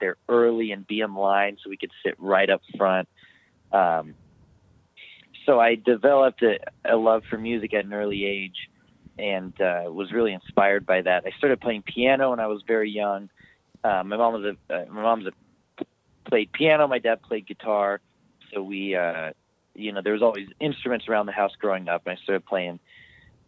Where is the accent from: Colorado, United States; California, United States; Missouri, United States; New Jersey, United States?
Colorado, United States; Boulder; also born or lived in Houston, Texas / Denver, Colorado; I grew up near Boulder, I guess, since I was about three